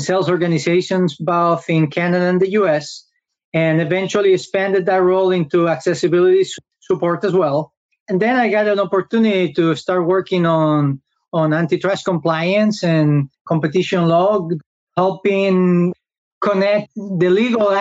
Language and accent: English; Spain; moved away as an adult; now in United States; I am originally from Spain, where I study law